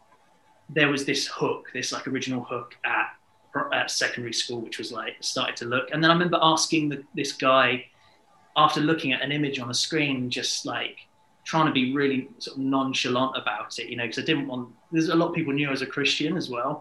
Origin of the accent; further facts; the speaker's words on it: Hastings, South East England, United Kingdom; So I am from Hastings, sunny Hastings, down on the south coast. I haven't moved away from Hastings.